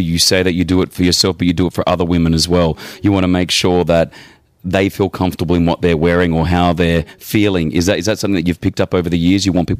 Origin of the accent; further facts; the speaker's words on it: Australia; now in Dubai, United Arab Emirates; I'm like, yeah, I'm Australian.